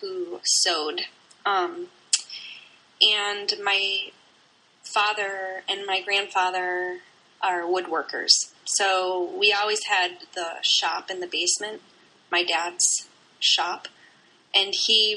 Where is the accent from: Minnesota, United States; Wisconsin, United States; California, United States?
Wisconsin, United States; Racine; also born or lived in Charleston, South Carolina; now in St. Louis, United States; I grew up in Wisconsin, in Racine, Wisconsin